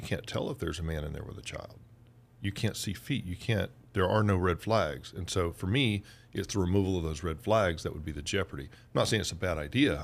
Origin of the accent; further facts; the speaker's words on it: Georgia, United States; also born or lived in Oklahoma; in Georgia, where I'm from